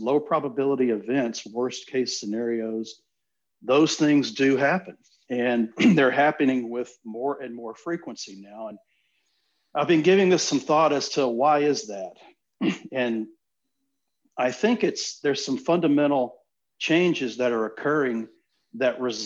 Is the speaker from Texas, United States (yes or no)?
yes; Gulf Coast, Southeast Texas, United States; I grew up in Southeast Texas on the Gulf Coast, and my family's lived down there for close to 40 years